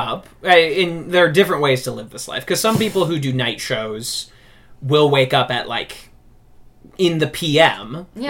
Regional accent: Warrenton, Missouri, United States; No, I'm from Warrenton, which is an hour in either direction from anything.

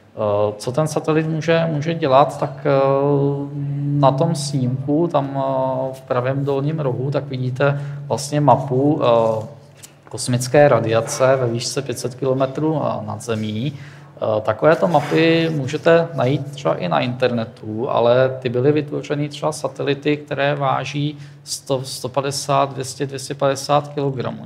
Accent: Tábor, South Bohemian Region, Czechia; moved away as an adult; now in Plzeň, Czech Republic; já jsem z Tábora, což je město, město na jihu Čech

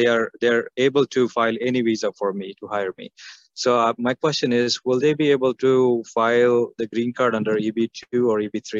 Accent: India; moved away as an adult; now in United States; I'm from India.

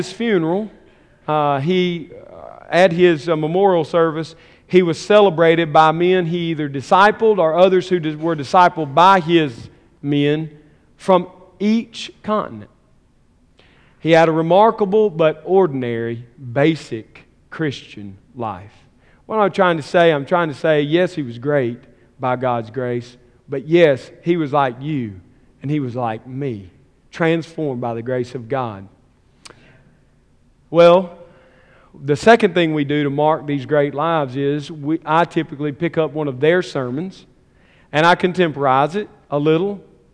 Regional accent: the South, United States; I'm from the South. Long draw, storyteller

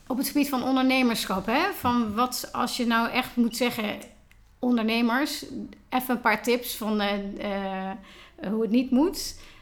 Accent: Tilburg, North Brabant, Netherlands; Vandaag ben ik in mijn thuisstad Tilburg aangeschoven

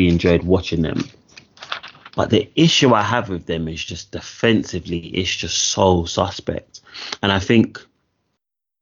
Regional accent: London, United Kingdom; growing up in West London

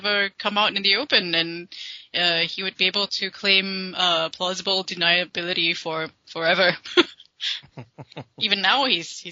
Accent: Malaysia; I'm a Malaysian citizen.

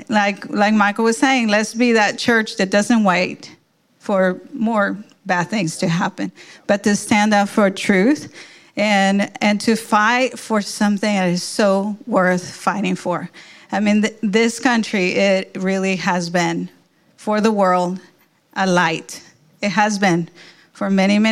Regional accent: Mexico; now in United States; I was born in Mexico

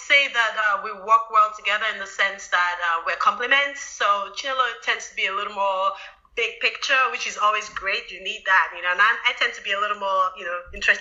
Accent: Nigeria; moved away; also born or lived in Washington, D.C.; I was born in Washington, D.C., but my mom took me back to Nigeria. So I grew up in Nigeria also

